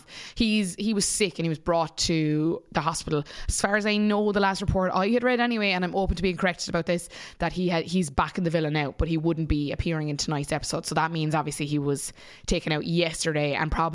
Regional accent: Munster, Ireland; as a person from Munster

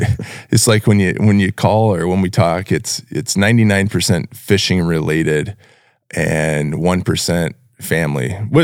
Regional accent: Sioux Falls, South Dakota, United States; now in Brandon, United States; I grew up in Sioux Falls my whole life. I bought a house there and lived there until 2016.

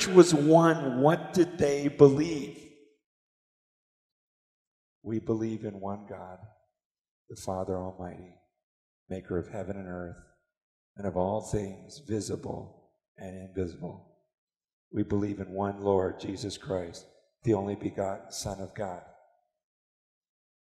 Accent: United States; growing up in America

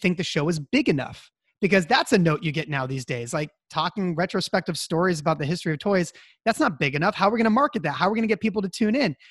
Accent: Santa Cruz, California, United States; not far from my hometown of Santa Cruz

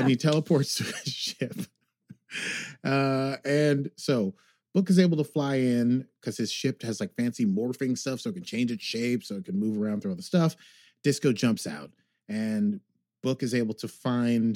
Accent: United States; I'm American.

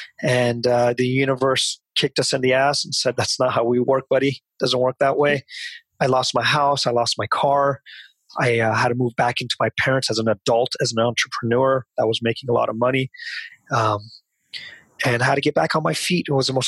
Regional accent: Seattle, Washington, United States; also born or lived in Fremont, California / Union City, California; I grew up in Seattle.

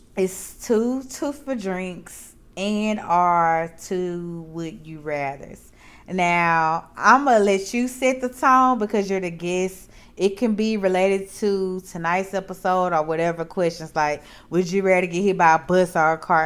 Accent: Mississippi, United States; now in Texas, United States; I am from Mississippi.

